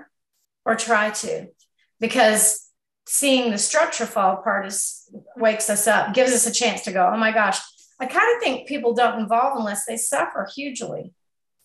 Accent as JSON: {"language": "English", "country": "United States", "said": "we're very American here"}